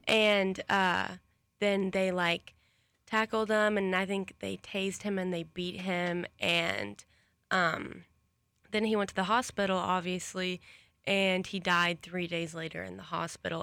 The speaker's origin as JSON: {"language": "English", "region": "Arkansas", "country": "United States", "moved": "yes", "lives_now": "Florida, United States", "said": "I'm from Arkansas"}